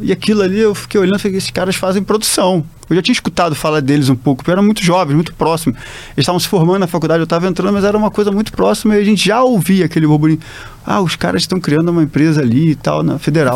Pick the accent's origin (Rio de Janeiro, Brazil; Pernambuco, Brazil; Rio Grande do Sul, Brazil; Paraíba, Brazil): Rio de Janeiro, Brazil; moved away as an adult; also born or lived in São Paulo / Fortaleza / Recife; Sou carioca, já morei em tanto lugar assim no Brasil que já me considero mais um cidadão do Brasil